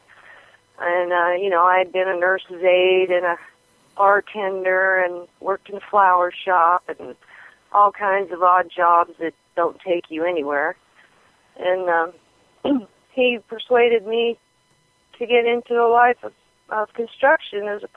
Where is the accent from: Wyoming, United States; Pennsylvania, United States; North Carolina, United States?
Wyoming, United States; I grew up in Wyoming. I was born in 1956, and I grew up in Wyoming on a farm.